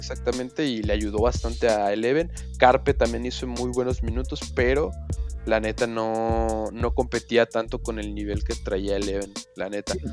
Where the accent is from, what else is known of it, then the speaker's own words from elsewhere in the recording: Mexico; no solo como mexicano